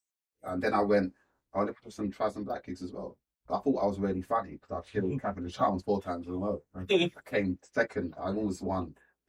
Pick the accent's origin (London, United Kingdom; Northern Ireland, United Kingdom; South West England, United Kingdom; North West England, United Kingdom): London, United Kingdom; I'm a comedian from South London, Turnhill, Peckham